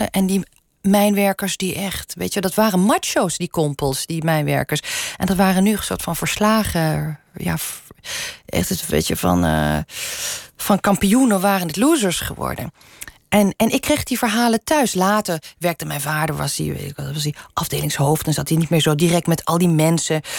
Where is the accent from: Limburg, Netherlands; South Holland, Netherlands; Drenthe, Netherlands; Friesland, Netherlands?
Limburg, Netherlands; first language Limburgish; Dutch is a second language; Tot mijn vierde sprak ik überhaupt geen Nederlands, alleen maar Limburgs. Dus Nederlands is mijn tweede taal.